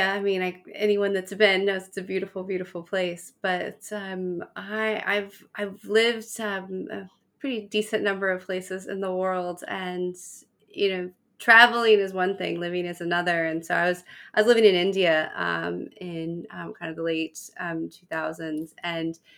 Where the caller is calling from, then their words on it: Cape Town, Western Cape, South Africa; Cape Town, South Africa.